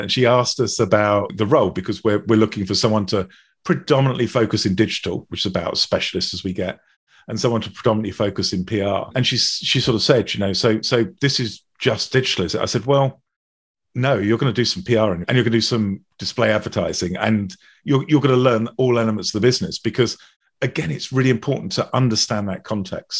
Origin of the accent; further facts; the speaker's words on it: United Kingdom; being British